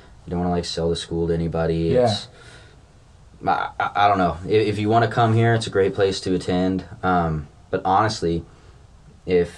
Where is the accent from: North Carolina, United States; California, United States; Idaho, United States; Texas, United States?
Idaho, United States; Middleton; I grew up in Middleton, Idaho, which is just like 30, 40 minutes outside of Boise